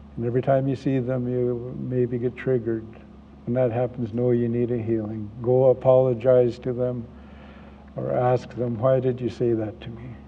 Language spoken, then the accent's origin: English; Vancouver, British Columbia, Canada; I'm from Vancouver